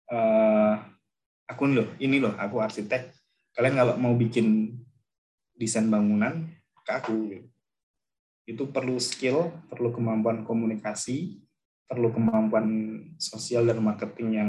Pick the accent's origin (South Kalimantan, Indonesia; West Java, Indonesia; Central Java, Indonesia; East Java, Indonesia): Central Java, Indonesia; Pekalongan; born there; now in Sukoharjo, Indonesia; saya lahir di Pekalongan, kemudian saya sekarang domisili di, baru pindah ke Sukoharjo